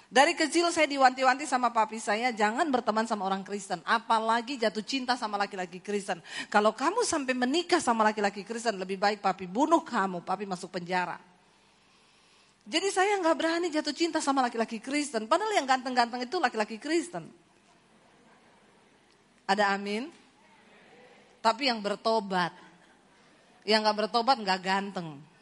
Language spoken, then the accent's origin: Indonesian; Poso, Central Sulawesi, Indonesia; Saudara, saya ini dari Sulawesi, saya lahir di Poso.